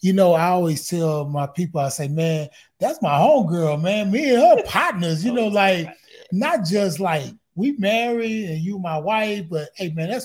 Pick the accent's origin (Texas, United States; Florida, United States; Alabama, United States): Texas, United States; Houston; I'm from Fifth Ward, man. Most of us live with our grandmother